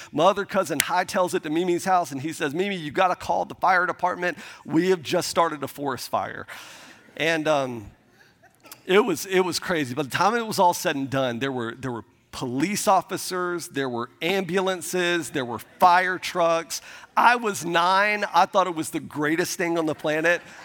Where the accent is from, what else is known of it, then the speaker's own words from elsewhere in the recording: Milton, Florida, United States; we grew up in the Panhandle of Florida, uh, outside of Pensacola, um, a, a small town called Milton, Florida